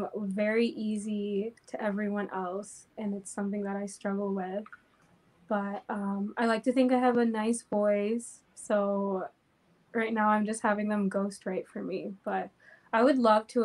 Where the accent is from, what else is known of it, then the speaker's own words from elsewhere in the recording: Crestview, Florida, United States; moved away as an adult; now in Lansing, United States; I am originally from Florida, a town called Crestview. I grew up there and I just moved here about 2 years ago